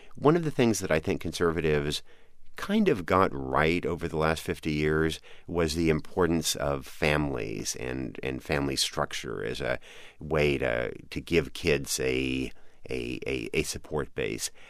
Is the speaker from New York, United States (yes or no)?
no; Oregon, United States; moved away; I grew up in Oregon